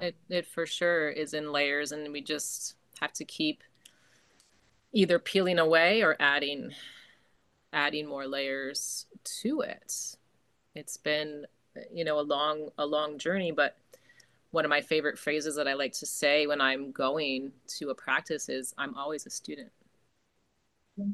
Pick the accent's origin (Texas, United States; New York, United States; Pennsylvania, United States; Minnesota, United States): New York, United States; Jamestown; moved away as an adult; also born or lived in Hudson Valley, New York / Beacon, New York / Fishkill, New York; now in Jupiter, United States; I am from New York originally, born and raised in Jamestown, which is just southwest of Buffalo